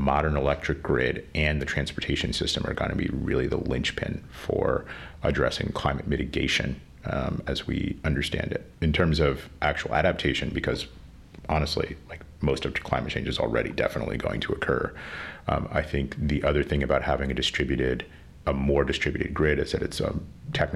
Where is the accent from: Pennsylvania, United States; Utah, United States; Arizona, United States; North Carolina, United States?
Pennsylvania, United States; now in Rhode Island, United States; I grew up in Pennsylvania